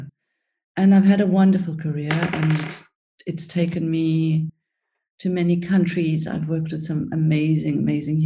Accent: South Africa; also born or lived in Cyprus; I was born in Cyprus and grew up in South Africa. We went to South Africa when I was 5.

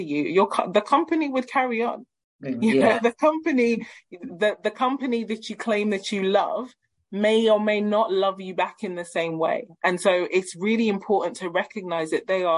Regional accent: South West Nigeria, Nigeria; I am a Yoruba woman. So my family and I, we hail from Nigeria, the west, south and southern western regions in Nigeria.

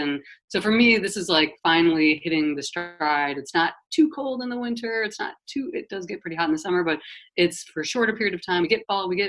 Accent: Wisconsin, United States; also born or lived in Florida / South Jersey; now in New Jersey, United States; I'm actually from Wisconsin originally. So I'm a Midwest girl too.

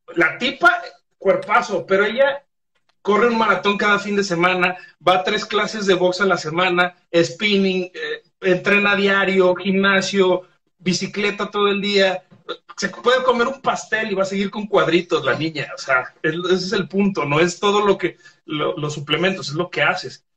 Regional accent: Guadalajara, Jalisco, Mexico; soy de Guadalajara

